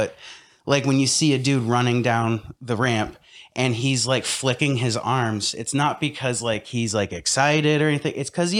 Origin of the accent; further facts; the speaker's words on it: Alaska, United States; but I grew up in Alaska, and it's like weird pockets of people.